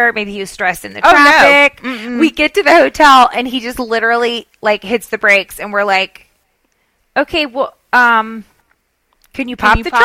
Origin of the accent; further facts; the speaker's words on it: Southern, United States; accent: Southern; my Southern accent